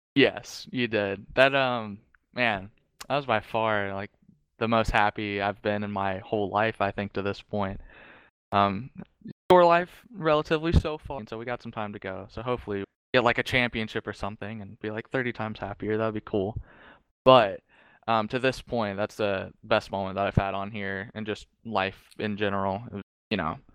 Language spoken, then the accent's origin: English; Charlotte, North Carolina, United States; I am from Charlotte, so, like, I go down there, um, quite frequently